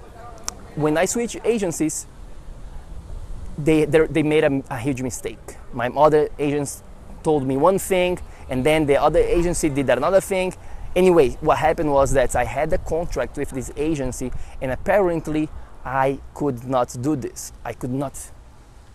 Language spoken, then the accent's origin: English; Florianópolis, Santa Catarina, Brazil; now in United States; I was in Brazil, I was in my hometown, Florianópolis